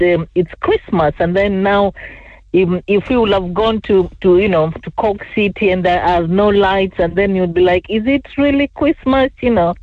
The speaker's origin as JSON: {"language": "English", "country": "Kenya", "tie": "born or raised there", "also_born_or_lived": "England", "moved": "yes", "said": "I was born in Kenya"}